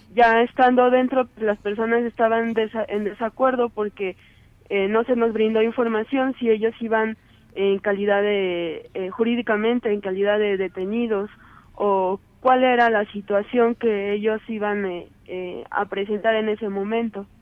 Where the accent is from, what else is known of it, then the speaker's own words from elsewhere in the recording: Mexico; realmente soy mexicana